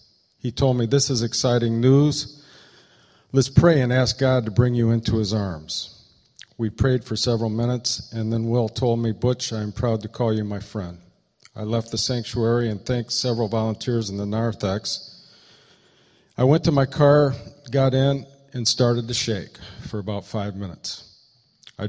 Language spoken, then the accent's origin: English; Eaton Rapids, Michigan, United States; Will and I grew up together in Eaton Rapids, Michigan.